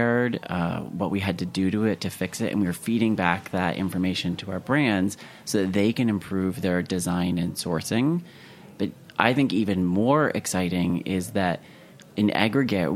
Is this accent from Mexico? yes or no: no; Canada; moved away as an adult; now in United States; I'm originally from Canada, the fact that I left Canada to go move to the US